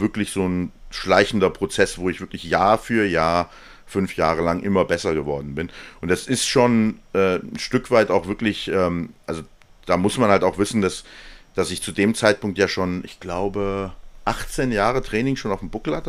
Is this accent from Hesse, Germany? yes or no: yes; Hesse, Germany; Ich komme aus Hessen